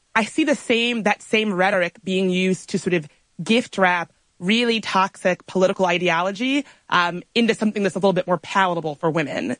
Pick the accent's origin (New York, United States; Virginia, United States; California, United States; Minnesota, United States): Virginia, United States; Richmond; I grew up right outside of Richmond, Virginia